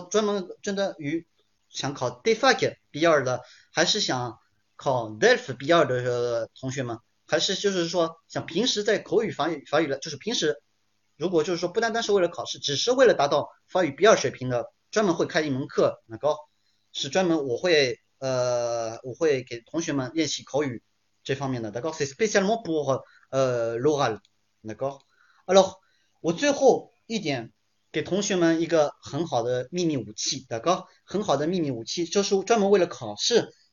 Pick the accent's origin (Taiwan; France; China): France; first language French and Chinese; 我们法国人